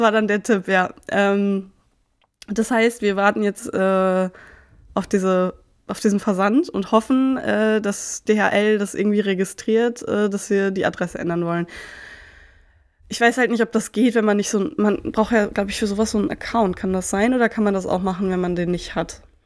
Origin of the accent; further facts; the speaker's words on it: Marburg, Hesse, Germany; moved away; nach Marburg geschickt, wo ich herkomme